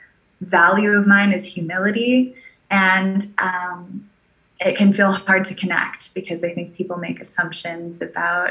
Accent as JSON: {"language": "English", "region": "California", "country": "United States", "tie": "born or raised there", "also_born_or_lived": "Maui, Hawaii", "moved": "yes", "lives_now": "Puerto Rico", "said": "I was actually raised primarily in California"}